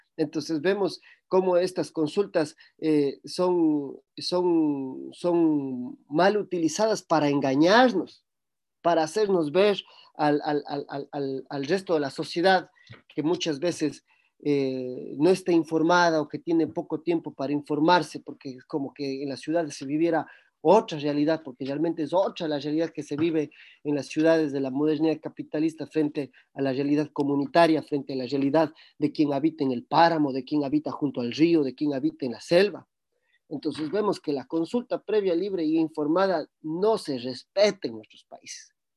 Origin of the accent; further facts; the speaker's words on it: Cuenca, Azuay, Ecuador; en el cantón Cuenca, en el cual yo nací